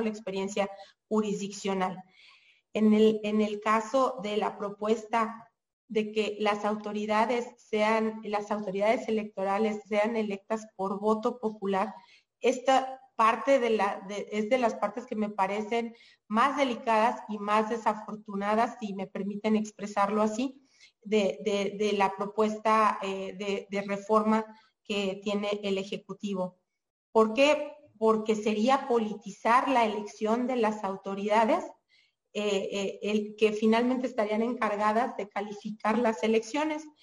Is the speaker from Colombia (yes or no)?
no; Mexico